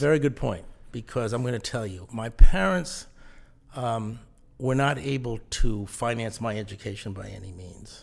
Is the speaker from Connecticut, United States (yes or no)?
yes; Mystic, Connecticut, United States; moved away as an adult; also born or lived in New Jersey / Rhode Island; I grew up in Mystic, Connecticut